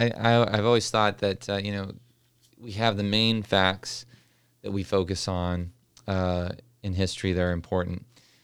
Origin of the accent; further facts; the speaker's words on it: New Mexico, United States; When I was growing up in New Mexico as a kid